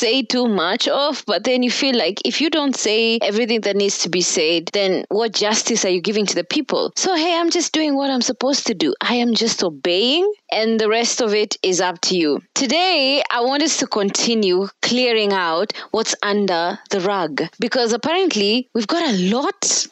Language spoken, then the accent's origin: English; Kenya; here in Kenya because I'm Kenyan.